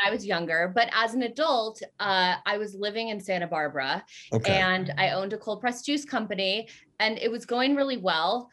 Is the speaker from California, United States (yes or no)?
yes; Southern California, United States; also born or lived in Colorado; I grew up in Southern California, uh, more like central and uh, i also grew up in colorado